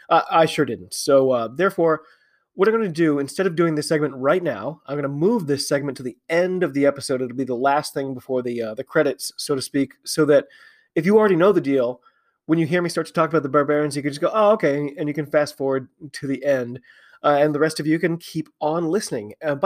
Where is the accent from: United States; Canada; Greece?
United States; I'm an American rugby fan who follows the game all over the globe.